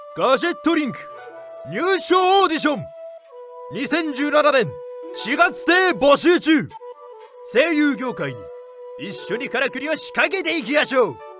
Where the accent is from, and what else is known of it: Fukuoka, Japan; accent: Hakata dialect; now in Tokyo, Japan